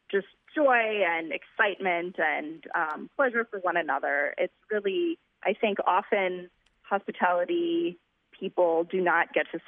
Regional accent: Wisconsin, United States; now in Chicago, United States; I'm originally from Wisconsin.

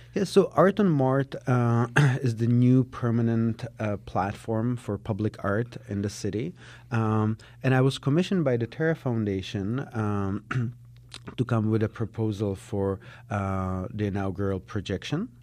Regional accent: Prague, Czechia; English is a second language; moved away as an adult; also born or lived in Israel; now in Chicago, United States; I was born in Prague, in Czechoslovakia, uh, back on the other side of the wall. Um, uh, I grew up there.

